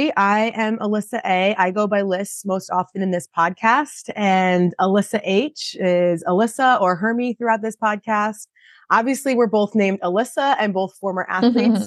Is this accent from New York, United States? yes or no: yes; Long Island, New York, United States; I am from Long Island, New York. I started swimming at 5 years old. I swam for a local club team